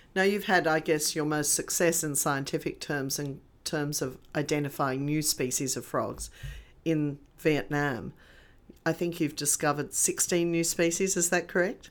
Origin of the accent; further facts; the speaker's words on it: Australia; being Australian when you go out into the bush